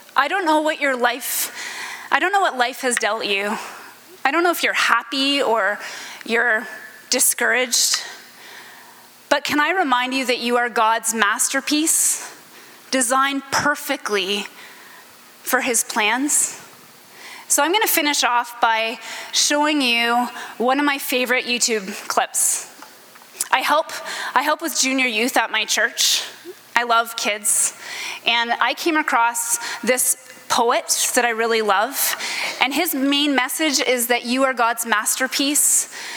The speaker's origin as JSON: {"language": "English", "town": "Stratford", "region": "Ontario", "country": "Canada", "tie": "born or raised there", "moved": "yes", "lives_now": "Niagara-on-the-Lake, Canada", "said": "I grew up in Stratford, Ontario"}